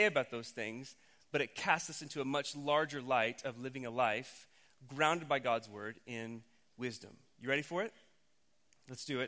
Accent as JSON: {"language": "English", "region": "Oklahoma", "country": "United States", "tie": "born or raised there", "said": "we grew up in Oklahoma."}